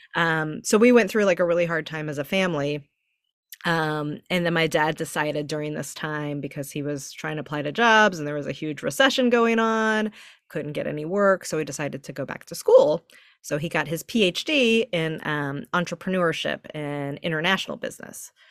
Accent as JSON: {"language": "English", "region": "Texas", "country": "United States", "tie": "born or raised there", "moved": "yes", "lives_now": "San Francisco, United States", "said": "I grew up in Texas"}